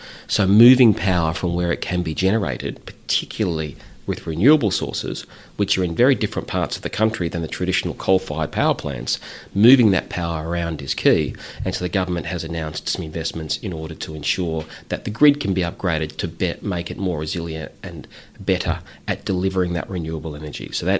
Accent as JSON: {"language": "English", "region": "Victoria", "country": "Australia", "said": "I'm from Victoria"}